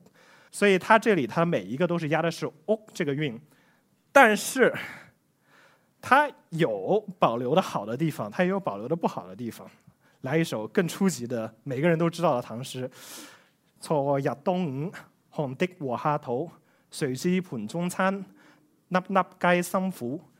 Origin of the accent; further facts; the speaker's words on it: China; 我们中国人的姓相对来说比较少